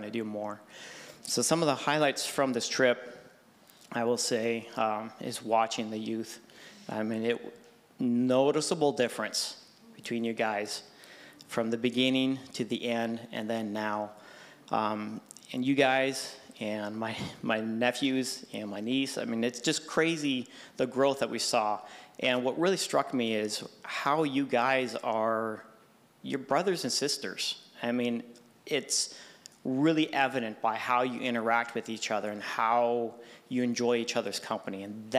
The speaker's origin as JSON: {"language": "English", "country": "Cameroon", "tie": "born or raised there", "said": "So, I was born and raised in Cameroon, Africa. My parents were missionaries overseas. My grandparents were missionaries overseas."}